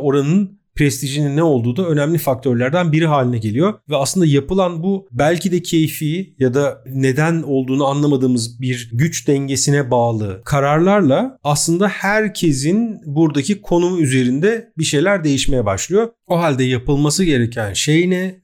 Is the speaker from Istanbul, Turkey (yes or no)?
yes; Istanbul, Turkey; biz İstanbullular olarak